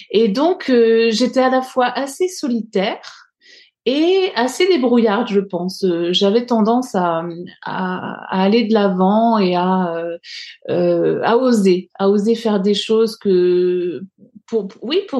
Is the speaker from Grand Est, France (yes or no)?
yes; Alsace, Bruche valley, Grand Est, France; j'ai grandi euh, en Alsace, dans, dans, une petite vallée qui s'appelle la vallée de la Bruche, euh, qui est une vallée très euh, très nature, pleine de forêts. Et, et j'ai grandi, j'ai toujours grandi à la campagne, donc pas très loin de, de, d'une forêt justement, et dans un village.